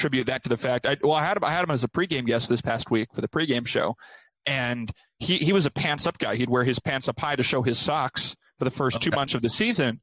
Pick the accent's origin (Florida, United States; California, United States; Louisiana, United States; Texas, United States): California, United States; Bay Area; moved away as an adult; also born or lived in Arizona / Melbourne, Australia; now in Omaha, United States; I grew up in the Bay Area. It's kind of 30 minutes east of Oakland